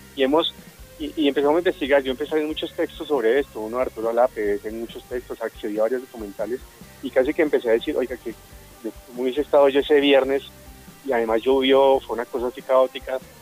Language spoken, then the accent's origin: Spanish; Bogotá, Bogotá Capital District, Colombia; somos enteramente bogotanos